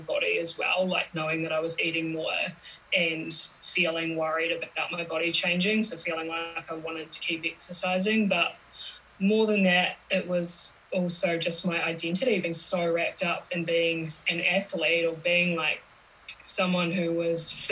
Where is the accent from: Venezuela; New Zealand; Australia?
New Zealand; I'm from New Zealand, so that's where my accent's from.